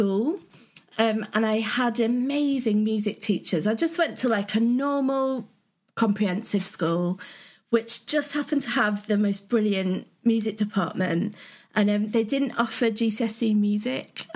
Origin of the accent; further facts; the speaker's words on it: the north of England, United Kingdom; accent: northern; my accent went a bit northern